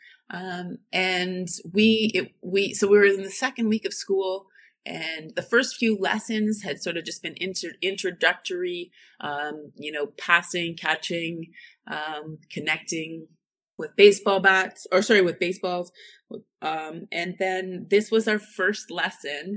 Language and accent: English; Northern Ontario, Canada; moved away as an adult; now in Germany; my Canadian roots or just growing up in Northern Ontario